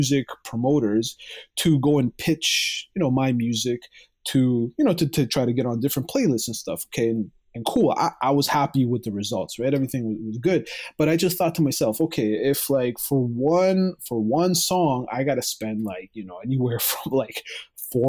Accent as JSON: {"language": "English", "town": "Mississauga", "region": "Ontario", "country": "Canada", "said": "I'm from Canada. I'm from Mississauga, Ontario, right next to Toronto."}